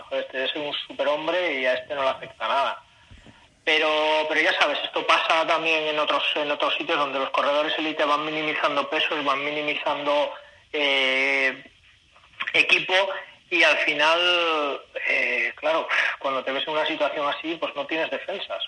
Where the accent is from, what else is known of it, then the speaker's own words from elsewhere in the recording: Asturias, Spain; now in China; en Asturias, ahí en mi tierra